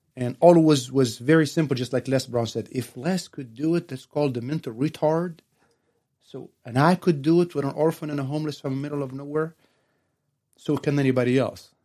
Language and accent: English; Tunisia; now in San Antonio, United States; I'm originally from Tunas, Northern Africa